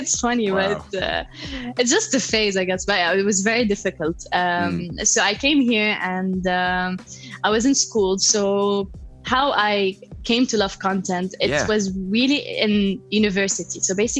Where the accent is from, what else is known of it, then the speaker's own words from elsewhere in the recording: Palestine; also born or lived in Lebanon; Yes, I hold pride that I'm Palestinian.